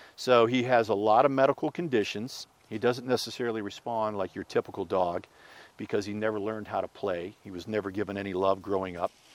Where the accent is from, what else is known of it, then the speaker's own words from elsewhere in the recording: Pittsburgh, Pennsylvania, United States; moved away; I'm originally from Pittsburgh